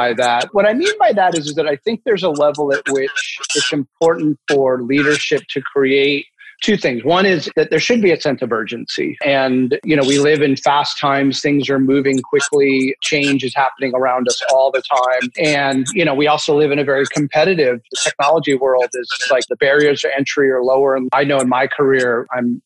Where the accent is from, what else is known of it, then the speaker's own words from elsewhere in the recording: San Francisco, California, United States; I happen to be born and raised in San Francisco